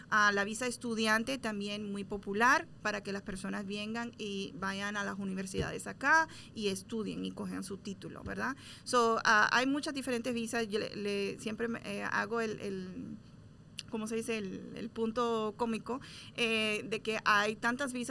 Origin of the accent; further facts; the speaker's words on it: Florida, United States; moved away as an adult; now in Texas, United States; originalmente soy de la Florida, so trabajé mucho tiempo allá, um, soy nueva Texas en ese sentido